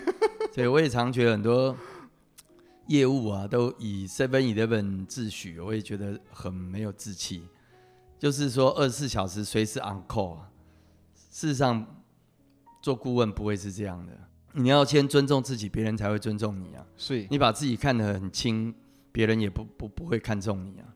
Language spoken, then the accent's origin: Chinese; Taipei, Taiwan; 我父亲是老欧啊，我是在三军总医院出生的